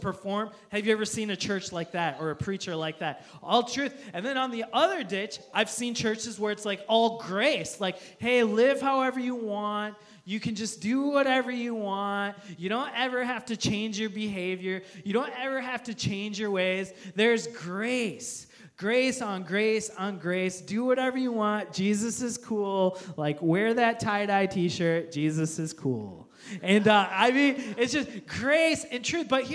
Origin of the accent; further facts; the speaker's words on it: United States; as American Christians